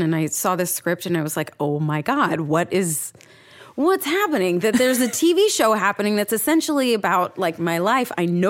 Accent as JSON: {"language": "English", "town": "Seattle", "region": "Washington", "country": "United States", "tie": "born or raised there", "also_born_or_lived": "Southern Oregon / New York / Los Angeles", "moved": "as an adult", "said": "I'm from Seattle. I moved to Southern Oregon to live on my own and see if I could support myself."}